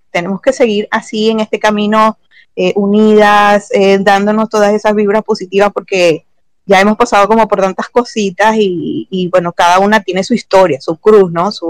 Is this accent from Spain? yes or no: no; Venezuela; no sé si será porque somos todas latinas, venezolanas, no sé por qué